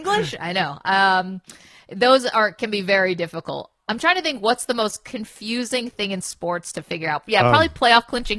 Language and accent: English; Binghamton, New York, United States; He's in my hometown of Binghamton.